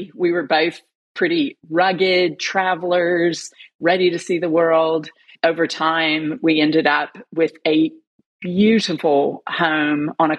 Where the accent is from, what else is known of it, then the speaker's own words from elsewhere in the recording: United States; moved away as an adult; now in Melbourne, Australia; By my voice, you can tell that I'm not Australian, but I am. I'm an American who married an Australian who has become an Australian citizen living in Melbourne.